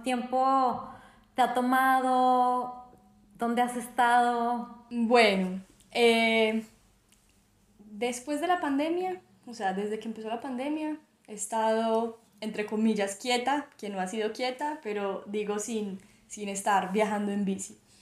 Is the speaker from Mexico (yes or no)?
no; Armenia, Quindío, Colombia; yo soy de, Armenia, de Colombia, eh, una ciudad eh, relativamente pequeña de Colombia, entre las montañas, es la zona cafetera de Colombia y nací y crecí acá